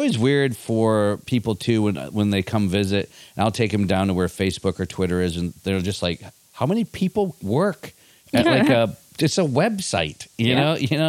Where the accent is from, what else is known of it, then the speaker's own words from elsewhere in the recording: Michigan, United States; now in San Francisco, United States; I grew up in Michigan.